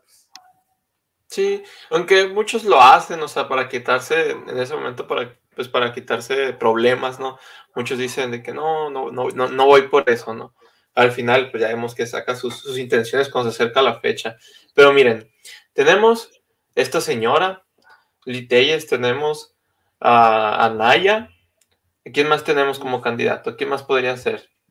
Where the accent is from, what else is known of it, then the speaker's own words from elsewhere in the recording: Mexico; como mexicanos